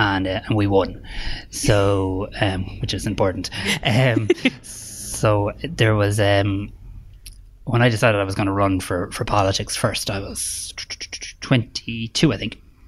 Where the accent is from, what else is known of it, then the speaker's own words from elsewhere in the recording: Ireland; We should be proud of that as Irish people